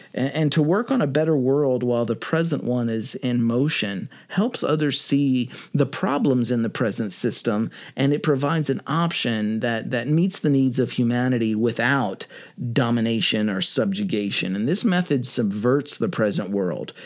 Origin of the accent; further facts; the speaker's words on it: United States; I'm American